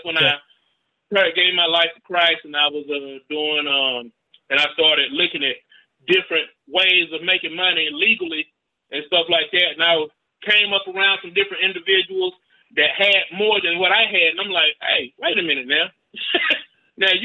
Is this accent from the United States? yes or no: yes; Rome, Georgia, United States; I'm from Rome, Georgia, man, the home of the Seven Hills.